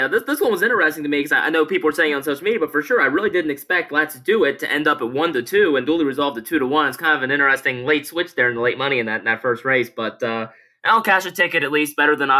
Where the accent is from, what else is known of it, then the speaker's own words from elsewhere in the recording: Baltimore, Maryland, United States; Now, obviously, I am from Baltimore, so I guess I can root for our local Baltimore teams.